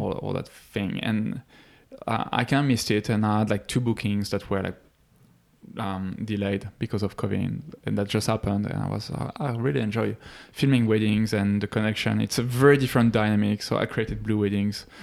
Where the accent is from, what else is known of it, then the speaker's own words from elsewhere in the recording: Paris, Île-de-France, France; moved away; I'm from France. Grew up in Paris, near Paris